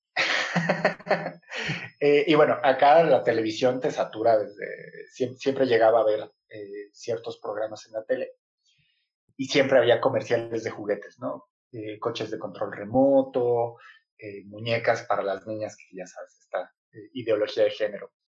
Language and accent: Spanish; Mexico; yo cuando era niño, acá en México tenemos un sistema que es primaria